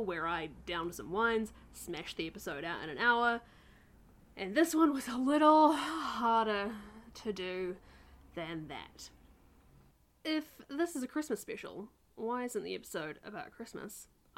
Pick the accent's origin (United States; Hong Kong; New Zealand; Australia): New Zealand; my home country